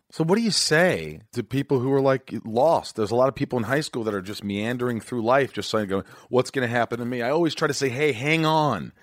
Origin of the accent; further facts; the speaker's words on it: Indiana, United States; also born or lived in New York; born in New York. I grew up in Indiana